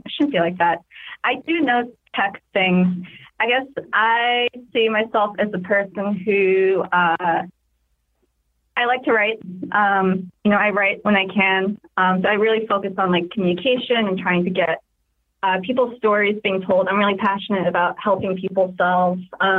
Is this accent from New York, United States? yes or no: yes; New York, United States; I'm very liberal from New York